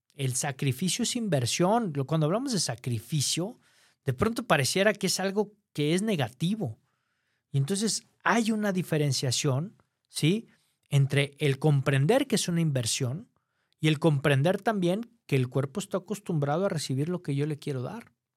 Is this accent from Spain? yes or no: no; Mexico; aquí en mi país, en México